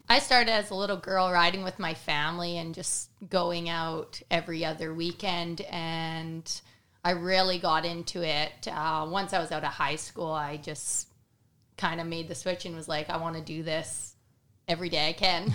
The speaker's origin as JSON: {"language": "English", "town": "Cranbrook", "region": "British Columbia", "country": "Canada", "said": "I am from Cranbrook, British Columbia"}